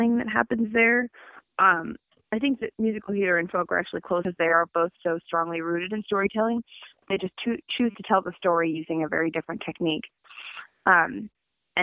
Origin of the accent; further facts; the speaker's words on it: Amherst, Massachusetts, United States; also born or lived in Brooklyn, New York; now in Philadelphia, United States; I grew up in Amherst, Massachusetts, which is fondly known as the crankiest little town in the U.S. of A.